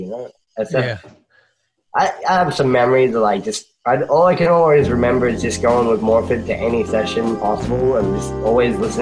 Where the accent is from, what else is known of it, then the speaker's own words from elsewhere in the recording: Australia; moved away as an adult; I'm Australian and like from pretty like ghetto life anyway.